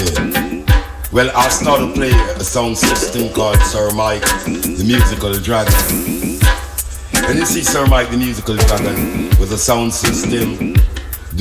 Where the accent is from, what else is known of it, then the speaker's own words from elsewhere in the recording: Kingston, Jamaica; also born or lived in Spanish Town, Jamaica; I was born in San Diego de la Vega, a place called Spanish Town. You see? So I happen to grow in Kingston town